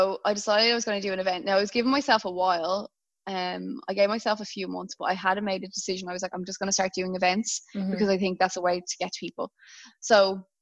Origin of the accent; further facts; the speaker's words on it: Dublin, Leinster, Ireland; moved away as an adult; now in Melbourne, Australia; I'm in Melbourne and I'm from Dublin.